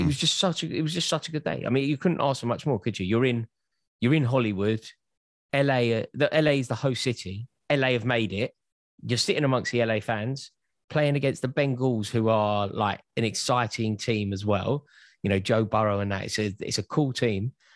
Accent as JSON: {"language": "English", "region": "London", "country": "United Kingdom", "said": "I'm from North London"}